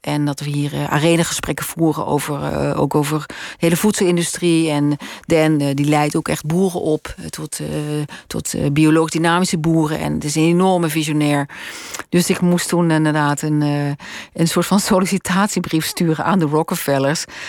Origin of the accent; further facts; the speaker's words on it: Roermond, Limburg, Netherlands; moved away as an adult; also born or lived in Utrecht / Amsterdam; now in Spannum, Netherlands; Roermond geboren, eh, echt middelbare school gewoond